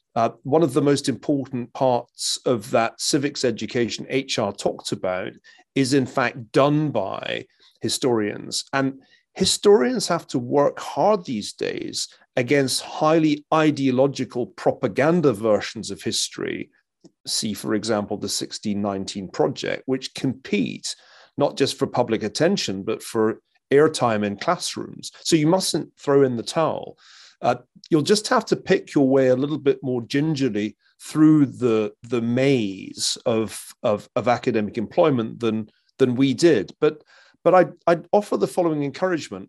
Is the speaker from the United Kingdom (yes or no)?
yes; Glasgow, Scotland, United Kingdom; moved away; I come from Glasgow, a city that touched bottom when I was still a kid in the nineteen seventies